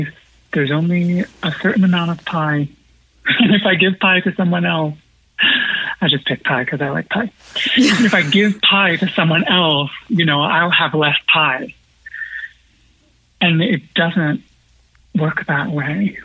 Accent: Pennsylvania, United States; now in New York City, United States; I grew up in the middle of the woods in Pennsylvania

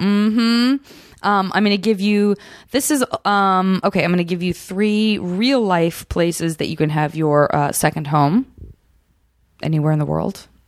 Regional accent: Arizona, United States; I'm from Arizona

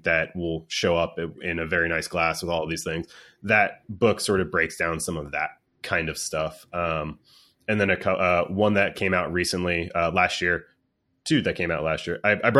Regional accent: New Jersey, United States; born there; While I was not born here, I was born in Jersey, like I said, but I've lived a good portion of my life down here

